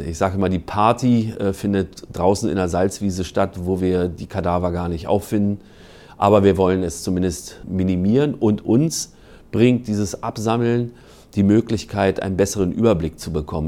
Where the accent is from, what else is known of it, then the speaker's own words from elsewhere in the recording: Berlin, Germany; moved away as an adult; now in Schleswig-Holstein, Germany; ich komme ursprünglich aus Berlin, in Berlin der DBV, Deutscher Bund für Vogelschutz, heute NABU. Da gab es eine ganz vernünftige Jugendgruppe